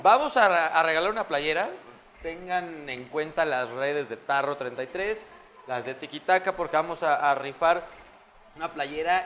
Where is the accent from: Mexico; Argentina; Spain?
Mexico; como Mexa